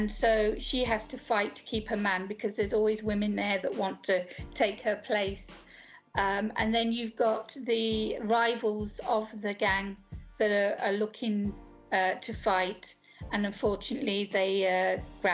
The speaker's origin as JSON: {"language": "English", "country": "United Kingdom", "tie": "born or raised there", "moved": "as an adult", "lives_now": "Greece", "said": "I'm from the UK, as you can tell from my accent."}